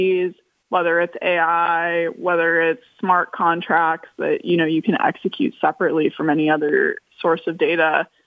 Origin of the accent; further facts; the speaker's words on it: California, United States; moved away; I'm originally from California, and the fires that have torn through my hometown